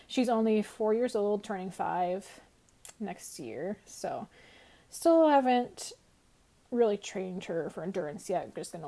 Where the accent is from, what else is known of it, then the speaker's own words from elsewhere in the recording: Eastern Iowa, United States; I'm from Eastern Iowa between Davenport and Iowa City, kind of in the nose of Iowa.